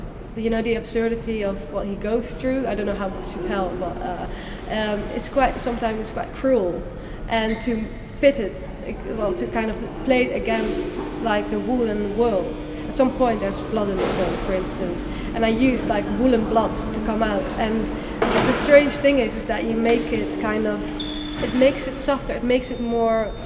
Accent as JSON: {"language": "English", "country": "Netherlands", "moved": "as an adult", "lives_now": "United Kingdom", "said": "I went to an art school in the Netherlands. I come from the Netherlands"}